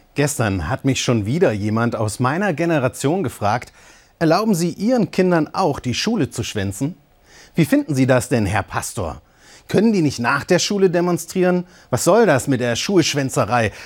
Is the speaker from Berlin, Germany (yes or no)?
no; Eisenach, Thuringia, Germany; Da bin ich als Teenager in Eisenach auch auf die Straße.